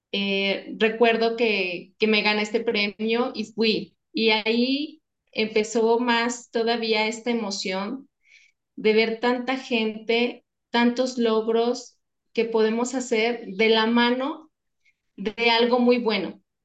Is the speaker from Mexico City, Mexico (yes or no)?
no; León, Guanajuato, Mexico; somos de aquí de León, entonces es la parte de calzado